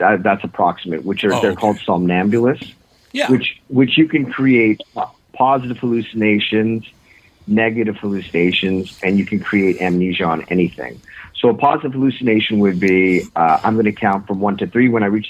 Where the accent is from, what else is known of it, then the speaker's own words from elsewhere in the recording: Ontario, Canada; now in Toronto, Canada; I grew up actually in Northern Ontario, believe it or not.